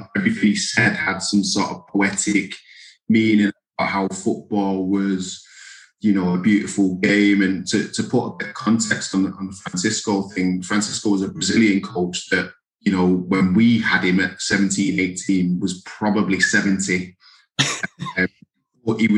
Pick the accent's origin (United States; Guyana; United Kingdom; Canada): United Kingdom; England; I'm English